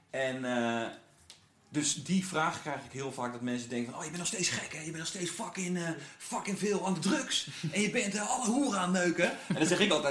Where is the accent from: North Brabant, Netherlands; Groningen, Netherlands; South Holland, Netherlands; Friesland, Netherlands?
North Brabant, Netherlands; also born or lived in Gouda; Zo van, ik dacht, ik heb in Brabant gewoond, ik ben eh, geboren in Gouda. Toen ging mijn pa bij DAF werken, zo die truckfabrikant